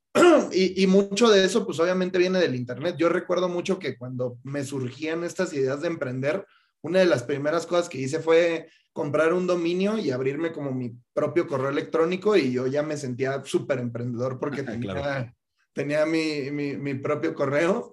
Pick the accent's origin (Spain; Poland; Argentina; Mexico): Mexico; Yo, como muchos mexicanos, fui a la universidad